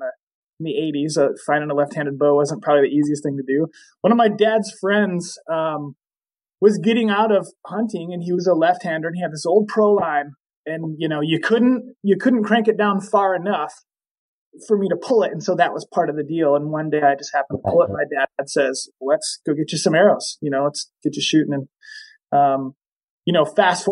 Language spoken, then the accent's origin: English; Michigan, United States; I grew up in Michigan, the nice tropical side of the country, and cold winters, long cold winters